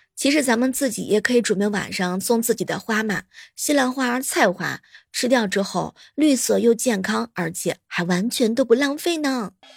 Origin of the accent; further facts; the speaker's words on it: Jiangsu, China; 我们江苏人